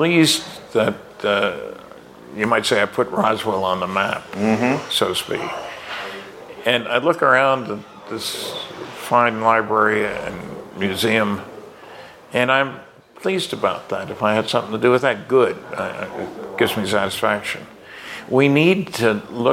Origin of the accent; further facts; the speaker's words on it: Fredericton, New Brunswick, Canada; Fredericton had a Stanton Friedman Day, my hometown